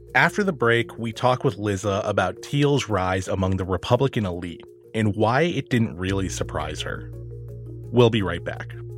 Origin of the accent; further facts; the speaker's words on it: Silicon Valley, California, United States; It's also my hometown, a place I had always grown up knowing as a Democratic stronghold